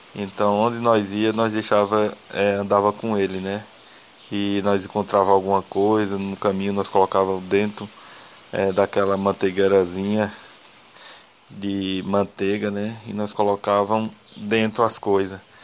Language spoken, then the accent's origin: Portuguese; Buíque, Pernambuco, Brazil; sou aqui natural de Buíque, Pernambuco, e moro aqui na Vila do Catimbau